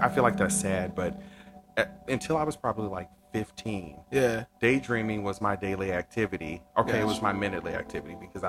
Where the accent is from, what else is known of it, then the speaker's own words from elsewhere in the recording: Los Angeles, California, United States; moved away as an adult; now in Texas, United States; I am from Los Angeles, California.